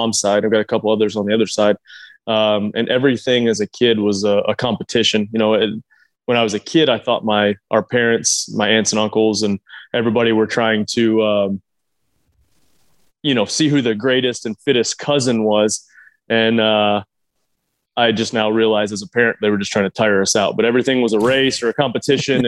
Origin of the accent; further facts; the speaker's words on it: Cookeville, Tennessee, United States; I grew up in Cookeville, Tennessee